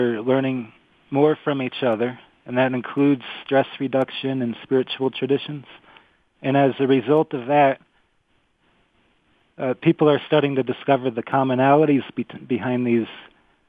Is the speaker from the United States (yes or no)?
yes; Arizona, United States; I'm from Arizona